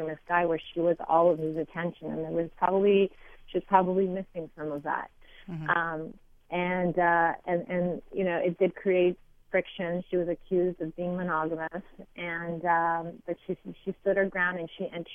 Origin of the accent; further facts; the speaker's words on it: Montreal, Quebec, Canada; I am from Montreal